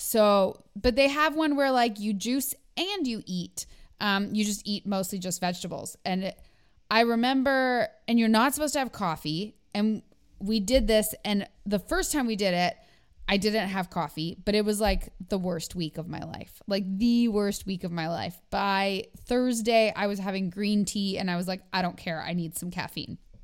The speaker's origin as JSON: {"language": "English", "country": "Canada", "said": "I'm too Canadian"}